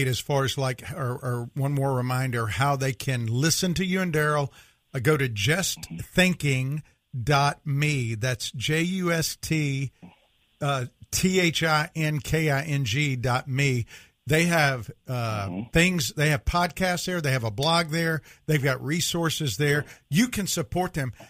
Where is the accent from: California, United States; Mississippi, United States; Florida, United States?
Mississippi, United States; I'm from Mississippi